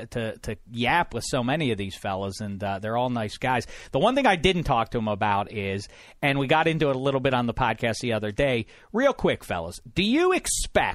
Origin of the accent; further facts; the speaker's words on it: Pittsburgh, Pennsylvania, United States; growing up in Pittsburgh, on my high school team, we played Darrell Porter